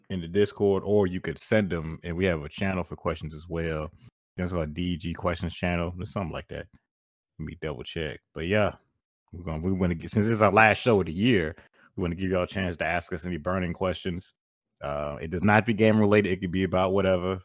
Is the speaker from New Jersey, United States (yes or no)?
no; Central Florida, United States; I'm from Central Florida where it's nothing yeah. but trees and farmland and even beaches where I'm from